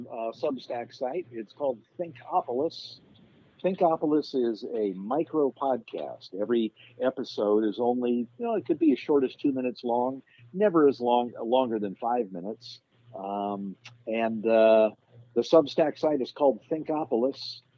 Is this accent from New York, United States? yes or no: no; California, United States; I come from California, and I knew a lot of sons of movie stars and TV stars.